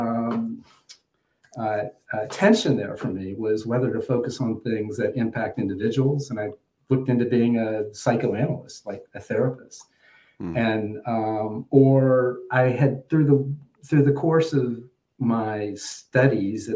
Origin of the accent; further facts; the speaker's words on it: Atlanta, Georgia, United States; now in Bethesda, United States; I grew up in Atlanta, Georgia